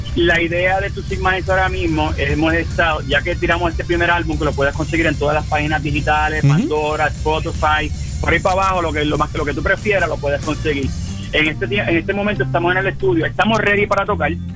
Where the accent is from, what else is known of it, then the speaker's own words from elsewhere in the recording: western Puerto Rico, Puerto Rico; Somos, del área oeste de, Puerto Rico.